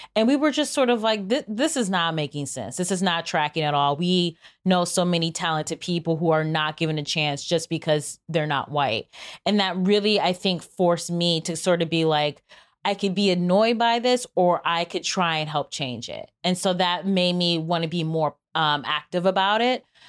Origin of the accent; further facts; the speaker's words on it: Cleveland, Ohio, United States; I'm from Cleveland